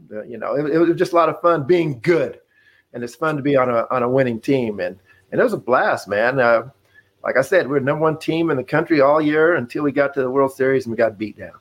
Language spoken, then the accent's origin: English; Casper, Wyoming, United States; moved away as an adult; me being born and raised in Wyoming, I, I didn't know much about what was outside of uh, of Casper, Wyoming.